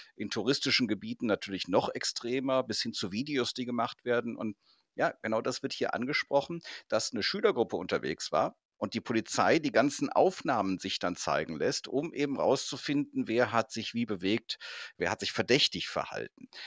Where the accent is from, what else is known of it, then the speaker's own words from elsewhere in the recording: North Rhine-Westphalia, Germany; wir kommen beide aus Nordrhein-Westfalen